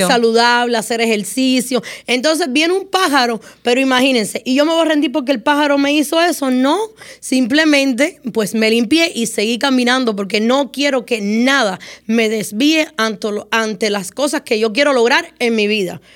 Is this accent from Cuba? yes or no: yes; Moa, Cuba; now in United States; mi niñez en Cuba fue muy difícil